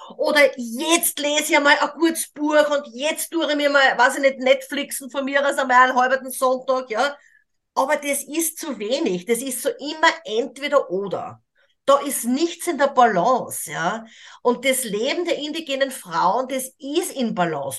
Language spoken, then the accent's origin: German; Austria; moved away as an adult; ich bin Österreicherin, ich habe auch 40 Jahre dieses Leben auch in Österreich, in Europa, in der modernen Welt gelebt